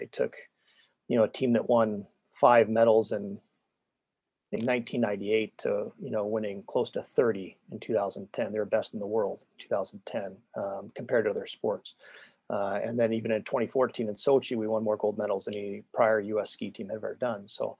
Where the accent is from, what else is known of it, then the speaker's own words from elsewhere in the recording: Northwest, United States; You know, I'm from the Northwest. I'm a recreational skier.